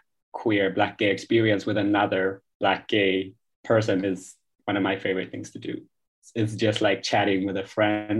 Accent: Ethiopia; also born or lived in Sweden; now in Stockholm, Sweden; And I was born and raised in Ethiopia, actually, before moving to Sweden. But I grew up in different parts of Ethiopia.

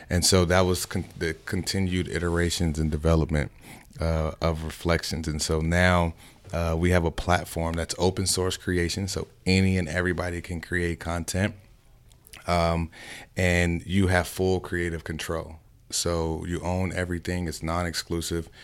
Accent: Chicago, Illinois, United States; moved away; also born or lived in Miami; I'm originally from Chicago.

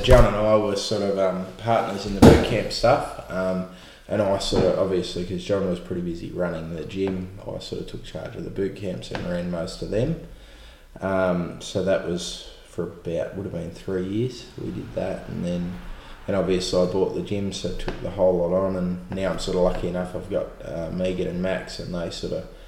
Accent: Echuca, Victoria, Australia; also born or lived in Rochester, Victoria; born and bred in Chuka

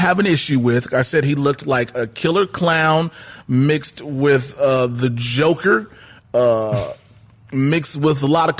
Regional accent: Chicago, Illinois, United States; I'm from Chicago.

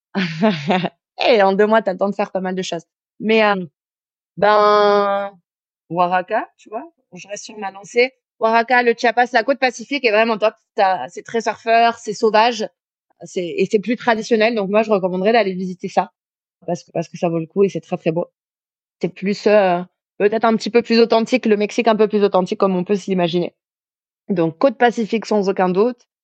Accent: France; moved away as an adult; now in Mexico; chez nous en France

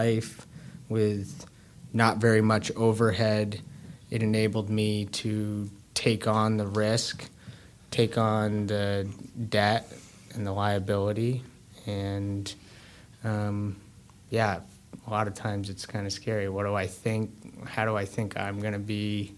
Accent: Brookfield, Vermont, United States; I grew up in Brookfield, Vermont, which is one town over from Randolph

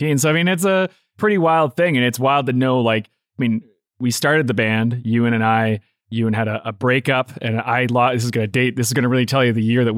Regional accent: Saskatoon, Saskatchewan, Canada; growing up in Saskatoon

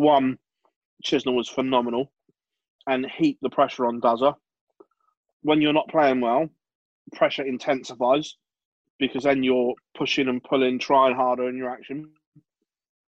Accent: England, United Kingdom; as a race, we're quite arrogant being English

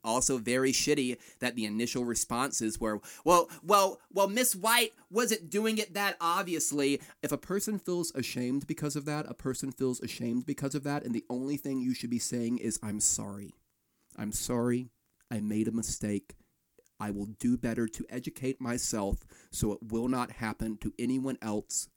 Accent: Florence, South Carolina, United States; when I was a kid growing up in Florence, South Carolina

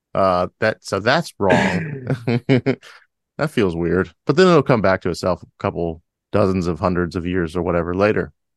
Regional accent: United States; a lifelong American

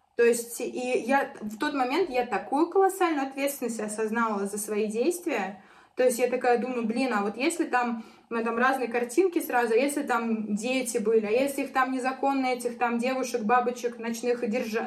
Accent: Arzamas, Nizhny Novgorod Oblast, Russia; moved away as an adult; now in Moscow, Russia; я уехала там из Нижнего Новгорода, из Арзамаса, из своего родного города, да, то есть я переехала в Москву

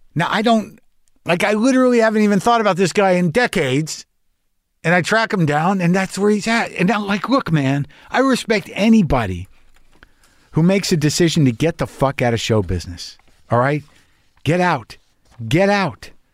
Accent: New Mexico, United States; I was brought up conservative Jew in New Mexico.

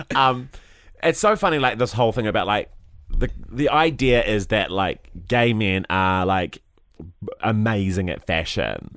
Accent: Christchurch, Canterbury, New Zealand; growing up in Christchurch

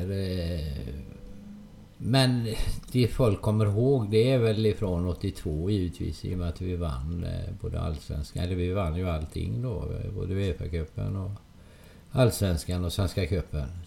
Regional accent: Hönö, Västra Götaland, Sweden; Det var lite längre färdresa på den tiden. Eh, då fick man först cykla från Hönö till Öckerö som färjan gick då.

